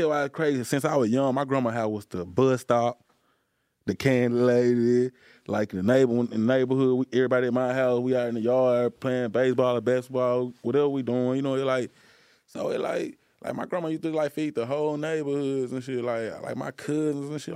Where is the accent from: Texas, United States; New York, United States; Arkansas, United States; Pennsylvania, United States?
Arkansas, United States; Helena; I'm from Helena